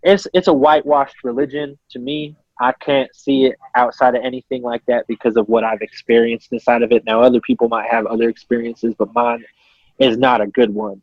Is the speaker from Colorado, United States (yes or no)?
yes; Colorado, United States; I'm from Colorado